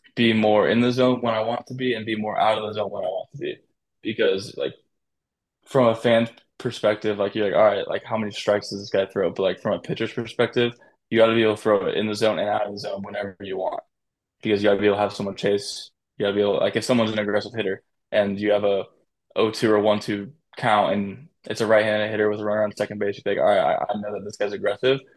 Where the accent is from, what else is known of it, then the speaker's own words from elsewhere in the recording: San Diego, California, United States; So I'm from San Diego